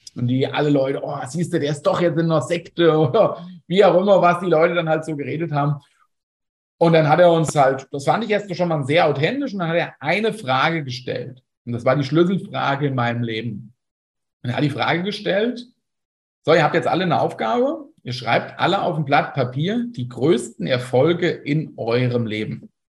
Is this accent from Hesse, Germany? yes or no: yes; Fulda, Hesse, Germany; ich bin aus Fulda